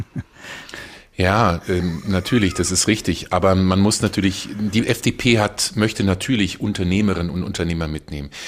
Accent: Germany; hier als Deutsche

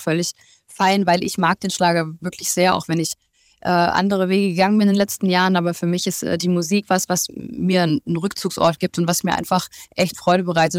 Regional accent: Stuttgart, Baden-Württemberg, Germany; in meiner Heimat in Stuttgart

